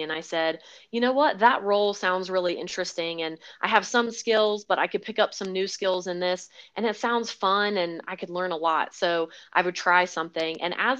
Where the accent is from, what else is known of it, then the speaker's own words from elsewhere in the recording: the Carolinas, United States; also born or lived in Hawaii / California / Florida; now in Colorado, United States; So primarily, I would say I grew up in the South, the Southeast, in the Carolinas, but I was born in Hawaii, lived in California, Florida, all over the place, and only moved out to Colorado a little over 2 years ago.